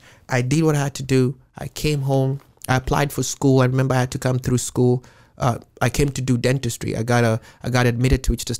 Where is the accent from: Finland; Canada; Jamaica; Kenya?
Kenya; Nairobi; moved away as an adult; now in Seattle, United States; Growing up, I grew up in a poor part of Nairobi.